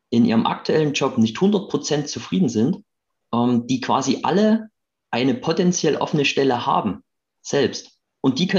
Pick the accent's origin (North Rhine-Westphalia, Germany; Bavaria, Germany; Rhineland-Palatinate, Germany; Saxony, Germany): Saxony, Germany; Chemnitz; Ähm, ich bin Chemnitzer aus der ähm, Arbeiterstadt im schönen Sachsen.